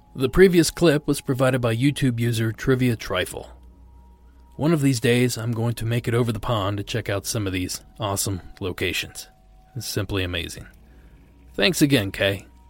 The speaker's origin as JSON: {"language": "English", "region": "South Region", "country": "Brazil", "moved": "as an adult", "lives_now": "Maryland, United States", "said": "I'm originally from South Brazil, but I have lived in Maryland for almost five years"}